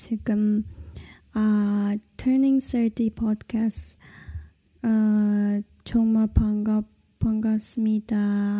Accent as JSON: {"language": "English", "country": "China", "first_language": "Kazakh", "second_language": "English", "said": "As a minority in China, I don't know much about my own Kazakh culture, except that I speak my mother tongue, which is Kazakh."}